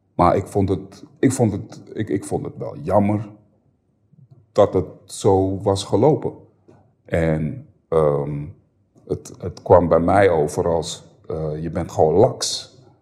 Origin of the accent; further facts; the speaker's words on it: Amsterdam, North Holland, Netherlands; Ik ben geboren en opgegroeid in de Bijlmer en toen, we 12 toen ik 12 was zijn we verhuisd